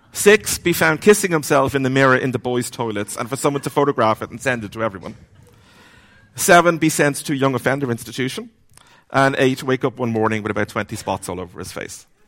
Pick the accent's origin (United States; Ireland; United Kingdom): Ireland; Dublin, Leinster; I grew up, where I grew up in Dublin